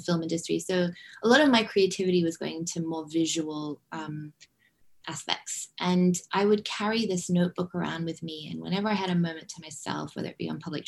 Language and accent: English; Hong Kong; moved away; also born or lived in London; growing up in Hong Kong